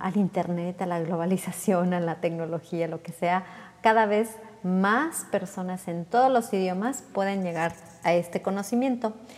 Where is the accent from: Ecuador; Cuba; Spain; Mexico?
Mexico